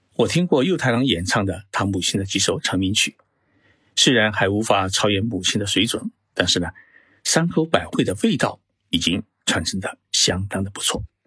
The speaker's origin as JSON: {"language": "Chinese", "country": "China", "said": "我们中国人"}